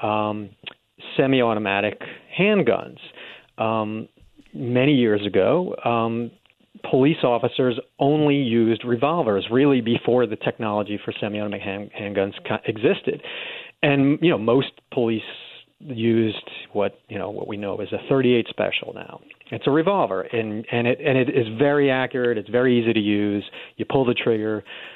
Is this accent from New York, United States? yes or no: yes; New York City, New York, United States; moved away; I grew up in New York City